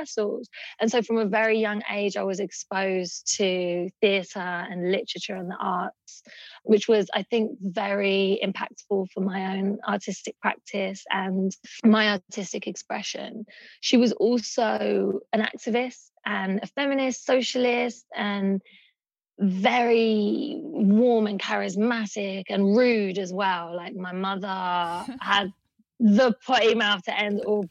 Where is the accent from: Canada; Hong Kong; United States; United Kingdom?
United Kingdom; London; I grew up in East London, in Hackney, in a very economically poor neighborhood